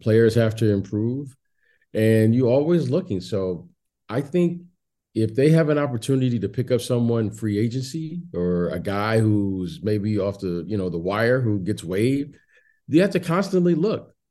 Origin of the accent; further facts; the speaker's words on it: Detroit, Michigan, United States; moved away as an adult; also born or lived in Chicago; I was born in Detroit